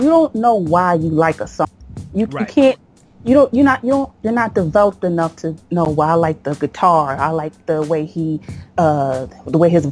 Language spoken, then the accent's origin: English; Philadelphia, Pennsylvania, United States; accent: Philly; I'm from Philly